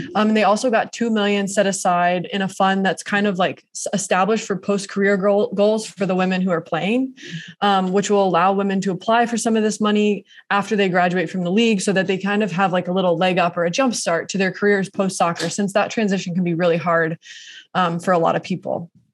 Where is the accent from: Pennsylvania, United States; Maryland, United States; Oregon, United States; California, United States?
Oregon, United States; Portland; Portland, my hometown